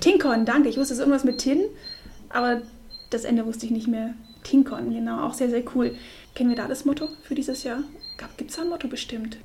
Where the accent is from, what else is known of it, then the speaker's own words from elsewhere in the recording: Munich, Bavaria, Germany; wir kommen ja aus München, wir beide